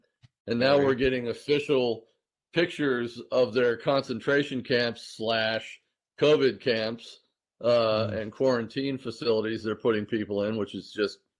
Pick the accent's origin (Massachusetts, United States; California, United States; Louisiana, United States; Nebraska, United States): California, United States; Southern; also born or lived in Detroit, Michigan / the Midwest; I was born in Detroit. I was brought up in Southern California and then subsequently the Midwest before we went back to Southern California.